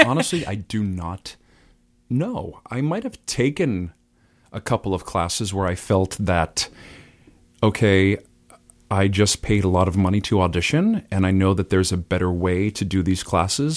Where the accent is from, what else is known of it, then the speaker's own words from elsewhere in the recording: Burlington, Massachusetts, United States; also born or lived in Lexington, Massachusetts / Boston, Massachusetts / Vero Beach, Florida; I'm from Burlington. I grew up there.